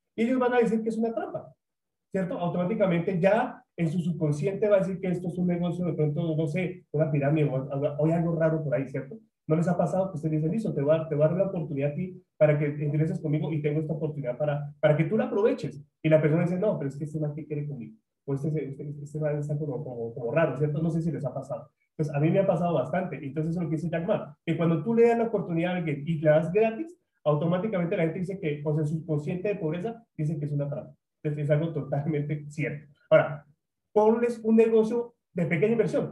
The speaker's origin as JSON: {"language": "Spanish", "country": "Colombia", "said": "Soy colombiano"}